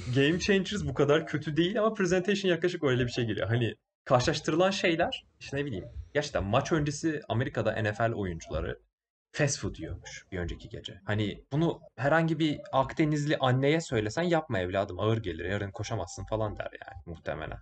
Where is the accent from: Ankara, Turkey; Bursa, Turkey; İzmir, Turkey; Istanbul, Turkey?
Bursa, Turkey